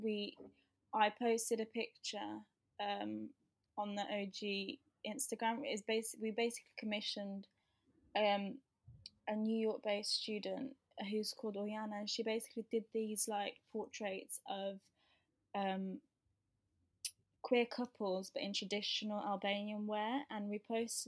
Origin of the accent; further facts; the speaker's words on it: Birmingham, West Midlands, United Kingdom; moved away; I came from Birmingham